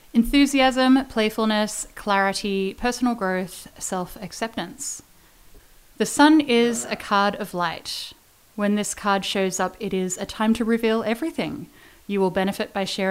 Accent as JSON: {"language": "English", "town": "Melbourne", "region": "Victoria", "country": "Australia", "also_born_or_lived": "Perth, Australia / Fernie, Canada / Calgary, Canada", "moved": "as an adult", "lives_now": "Canada", "said": "I am originally from Melbourne. I left Melbourne."}